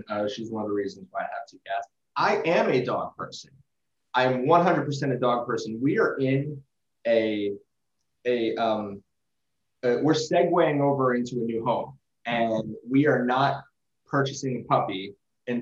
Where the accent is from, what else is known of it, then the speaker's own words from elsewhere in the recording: New Jersey, United States; I'm from North Jersey